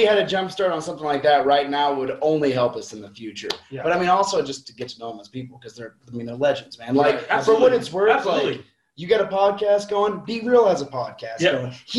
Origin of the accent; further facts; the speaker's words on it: about 30 minutes from Texas, the South, United States; Okay, so I was born in the South.